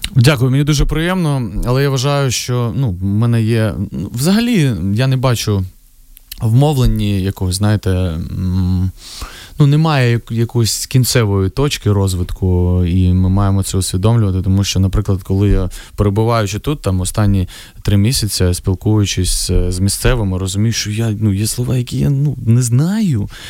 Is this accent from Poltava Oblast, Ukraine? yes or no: no; Vovchansk, Kharkiv Oblast, Ukraine; moved away; моє рідне місто